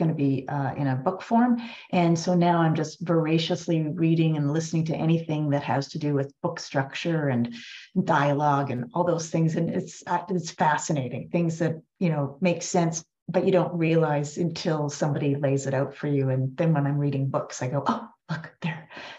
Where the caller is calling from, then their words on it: Half Moon Bay, British Columbia, Canada; I'm joining you from Wilkway, colonially known as Half Moon Bay, on the Sunshine Coast, just outside of Vancouver in British Columbia.